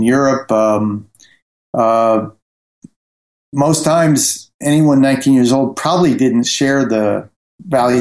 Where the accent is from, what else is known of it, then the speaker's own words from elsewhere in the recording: Fort Wayne, Indiana, United States; moved away as an adult; also born or lived in New York; now in Paris, France; I grew up in the Midwest in a mid-sized industrial city called Fort Wayne, Indiana.